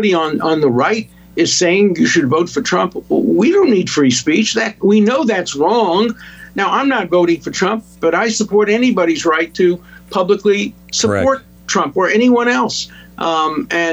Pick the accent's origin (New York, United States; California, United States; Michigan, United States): New York, United States; New York City; growing up in Brooklyn, in Borough Park, which was a completely Orthodox Jewish neighborhood.